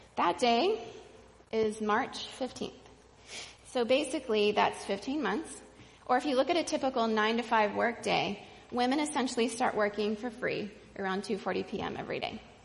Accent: Venezuela; moved away; the church I grew up in in Venezuela

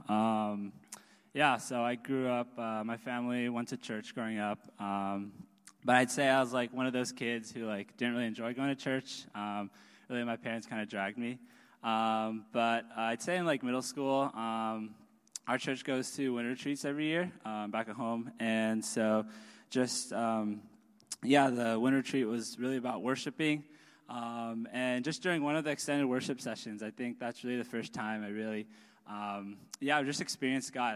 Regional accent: South Bay, Silicon Valley, California, United States; I grew up in South Bay, Silicon Valley

